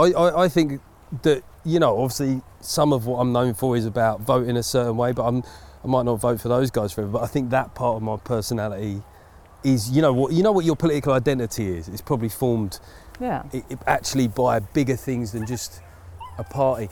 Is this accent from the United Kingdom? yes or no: yes; Essex, East of England, United Kingdom; I come from Essex